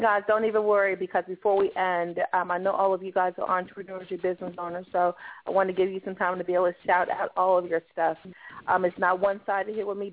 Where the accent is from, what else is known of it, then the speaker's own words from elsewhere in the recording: Chicago, Illinois, United States; moved away; I'm originally from Chicago